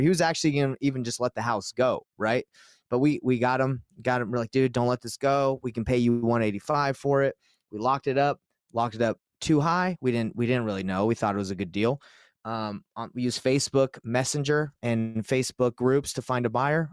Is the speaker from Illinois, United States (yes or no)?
no; Utah, United States; I'm from Utah